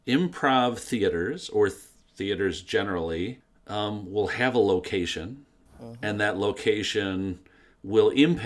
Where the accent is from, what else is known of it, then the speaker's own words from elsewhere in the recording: Michigan, United States; now in Wisconsin, United States; I'm in Wisconsin now. I grew up in Michigan.